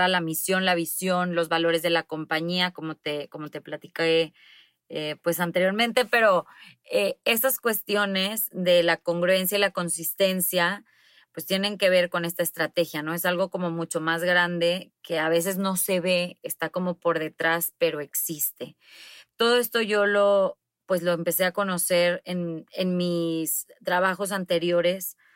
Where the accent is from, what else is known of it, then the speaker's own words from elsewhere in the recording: Monterrey, Nuevo León, Mexico; soy de Monterrey, tengo 35 años